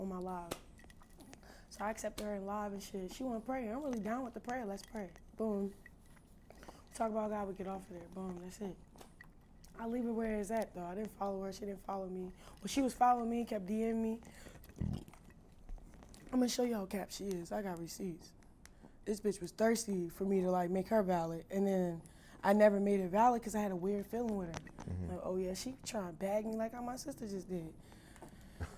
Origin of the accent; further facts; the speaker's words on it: Baltimore, Maryland, United States; I'm from Baltimore